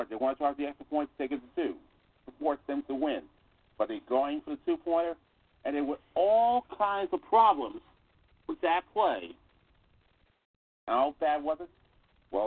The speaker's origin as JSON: {"language": "English", "town": "New York City", "region": "New York", "country": "United States", "tie": "born or raised there", "said": "located at 1369 Hole Avenue in the Bronx, New York, the place I grew up in the Bronx"}